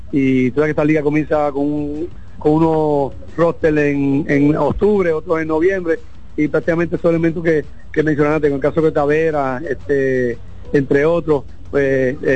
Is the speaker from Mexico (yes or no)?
no; Puerto Rico; moved away; yo soy boricua, un país que a veces empieza rivalidad.